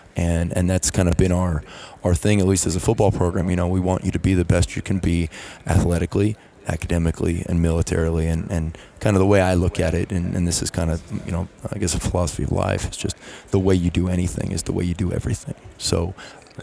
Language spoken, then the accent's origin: English; New York City, New York, United States; moved away; I'm from New York City, and um, you know there really was no major college football program. I mean I, I kind of lived near St. John's University